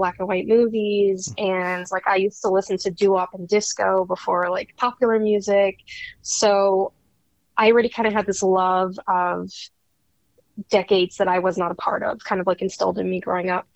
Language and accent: English; New York, United States; I'm a New Yorker, born and bred